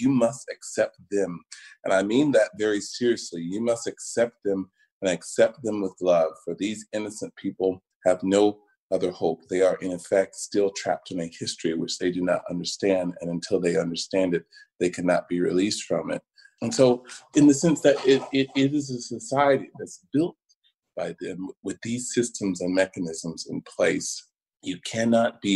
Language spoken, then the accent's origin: English; Macon, Georgia, United States; moved away; growing up in Macon, Georgia